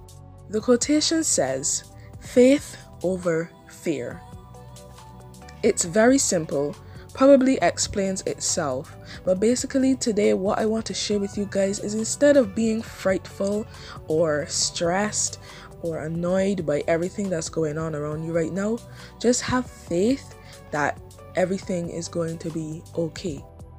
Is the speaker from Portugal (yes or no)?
no; Barbados; I love Barbados so much, it's my home country